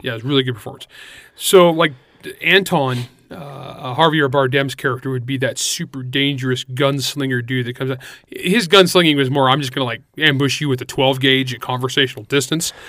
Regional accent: Northern California, United States; born or raised there

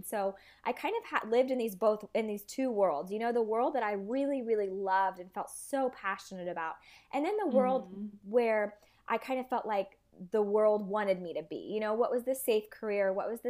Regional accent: Vietnam; growing up in Asia, I had the luxury. It was like amazing because if any of you guys have traveled to, Thailand or even Vietnam where I was, tailors

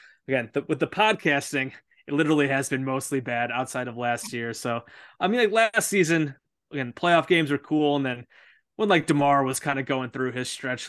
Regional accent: Chicago suburbs, Illinois, United States; I grew up in Chicago suburbs.

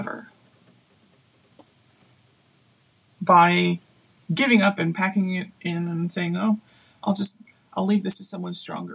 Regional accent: United States; for me as an American

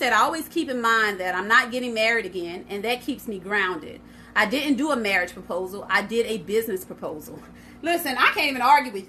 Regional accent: Port Arthur, Texas, United States; And I'm from Port Arthur, Texas, which is a country.

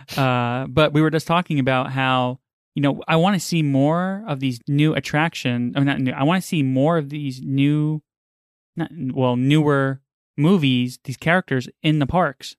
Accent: New York City, New York, United States; now in Florida, United States; I grew up in New York, right by Coney Island

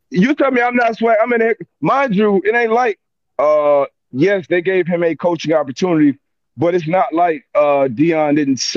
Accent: Florida, United States; I know I'm from Florida, I know about fam, I knew about being a Floridian

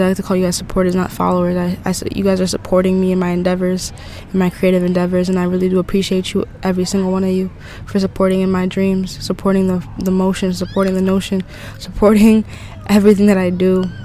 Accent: New England, United States; now in Florida, United States; I'm from New England

